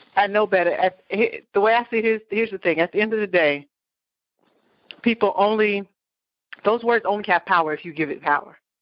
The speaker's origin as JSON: {"language": "English", "region": "New York", "country": "United States", "tie": "born or raised there", "moved": "yes", "lives_now": "Florida, United States", "said": "growing up in New York"}